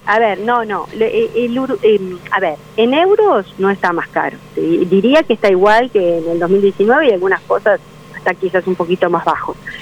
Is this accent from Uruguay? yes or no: yes; Uruguay